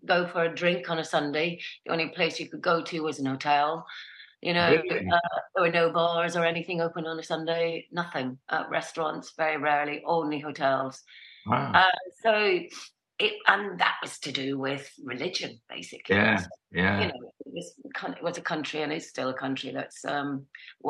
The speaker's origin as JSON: {"language": "English", "town": "Ballycastle", "region": "Northern Ireland", "country": "United Kingdom", "tie": "born or raised there", "also_born_or_lived": "Belfast", "said": "I grew up in the north of Ireland, in County Antrim. A place called Ballycastle, which is a seaside town"}